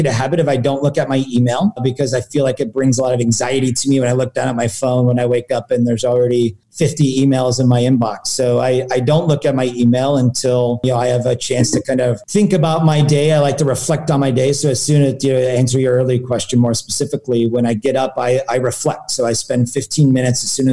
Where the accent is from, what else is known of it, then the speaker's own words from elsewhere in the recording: Silicon Valley, California, United States; growing up in Silicon Valley